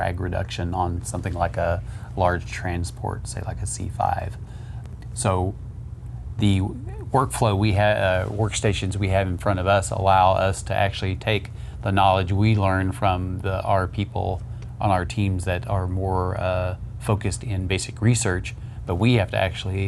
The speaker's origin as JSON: {"language": "English", "region": "Southwest Oklahoma", "country": "United States", "tie": "born or raised there", "also_born_or_lived": "Boulder, Colorado", "moved": "as an adult", "lives_now": "Ohio, United States", "said": "I grew up in Southwest Oklahoma"}